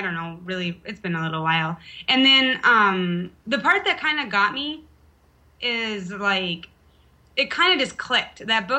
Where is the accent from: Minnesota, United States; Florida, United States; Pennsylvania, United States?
Minnesota, United States; Park Rapids; born or raised there; moved away as an adult; also born or lived in Fargo / Idaho; now in Ramstein Air Base, Germany